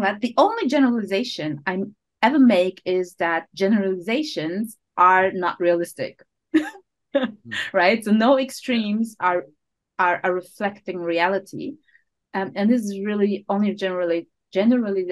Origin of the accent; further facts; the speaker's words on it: Berlin, Germany; moved away as an adult; now in Switzerland; I'm from Berlin originally. So I live in Switzerland, but I'm originally from Berlin.